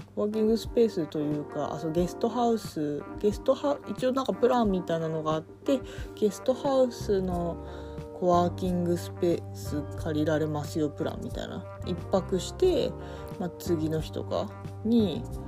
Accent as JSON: {"language": "Japanese", "town": "Sapporo", "region": "Hokkaido", "country": "Japan", "tie": "born or raised there", "moved": "yes", "said": "私地元札幌なんですけど"}